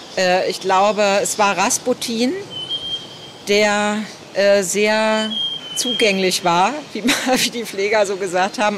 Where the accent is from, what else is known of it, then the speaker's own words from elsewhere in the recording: Berlin, Germany; ich bin Berlinerin